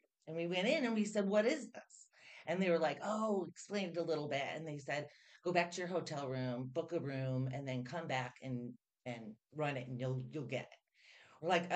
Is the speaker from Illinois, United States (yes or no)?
yes; Chicago, Illinois, United States; moved away as an adult; now in Peoria, United States; I grew up in Chicago on the northwest side